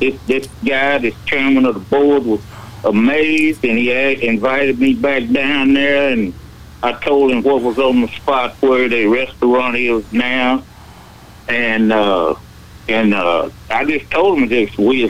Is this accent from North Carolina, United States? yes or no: yes; Buncombe, North Carolina, United States; I was born and raised in Buncombe and got my education in college and everything.